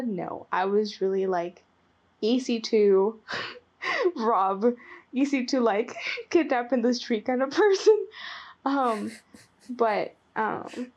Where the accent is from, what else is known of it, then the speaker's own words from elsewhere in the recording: Nicaragua; first language Spanish; English is a second language; moved away as an adult; I was born and raised in Nicaragua, right?